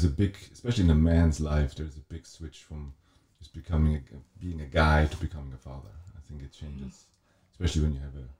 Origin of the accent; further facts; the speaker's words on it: Wettingen, Aargau, Switzerland; also born or lived in Zurich; I grew up in a little town called Wettingen